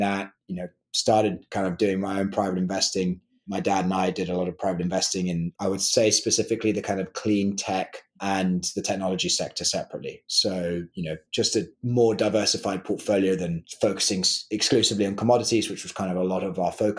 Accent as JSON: {"language": "English", "region": "London", "country": "United Kingdom", "tie": "born or raised there", "moved": "as an adult", "lives_now": "Nashville, United States", "said": "I grew up in London. So I went to school in London, born and raised in London"}